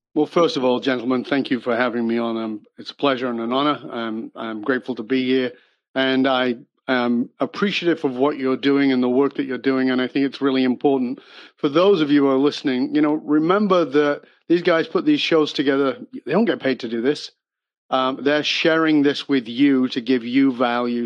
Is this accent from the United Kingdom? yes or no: yes; Salford, North West England, United Kingdom; moved away; I was born in Northern England. Um, I've been gone for more than 40 years, so I've been gone much longer than I ever lived there. But I was born in abject poverty